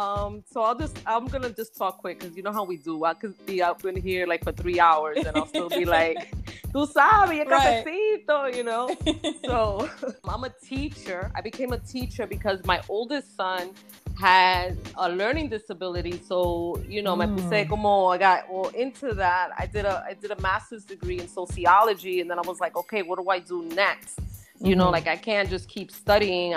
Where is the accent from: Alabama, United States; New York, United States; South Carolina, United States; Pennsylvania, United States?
New York, United States; New York City; also born or lived in the Bronx; I'm originally from Inwood. I moved to the Bronx for 7 years